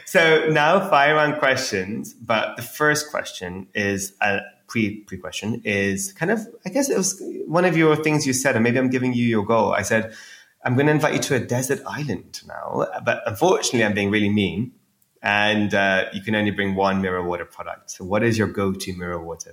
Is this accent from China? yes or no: no; India; growing up in India